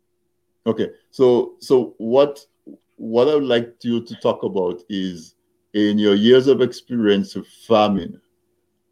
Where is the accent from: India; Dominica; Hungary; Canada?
Dominica; Castle Bruce, Saint David Parish; I grew up in Castle Bruce